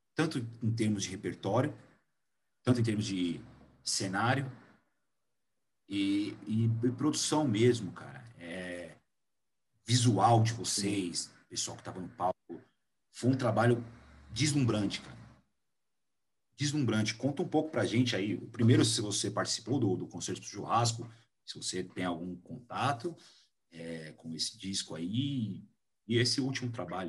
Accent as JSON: {"language": "Portuguese", "area": "Vila Maria", "region": "São Paulo", "country": "Brazil"}